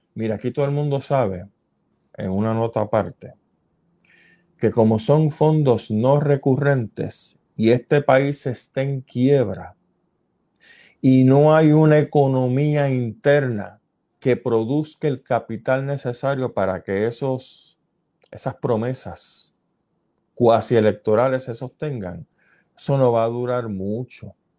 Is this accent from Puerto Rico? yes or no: yes; Puerto Rico; nosotros como puertorriqueños